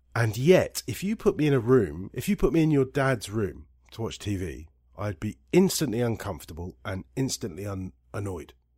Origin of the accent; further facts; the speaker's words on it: Scotland, United Kingdom; now in Italy; I'm more Scottish than Irish